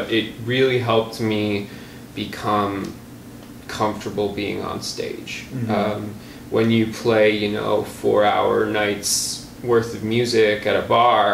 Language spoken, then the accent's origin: English; Milwaukee, Wisconsin, United States; also born or lived in Galesburg, Illinois; I'm born and raised. I've been here for all but 3 years of my life, during which I was in Galesburg, Illinois. Mm-hmm. I've lived in the Milwaukee area forever.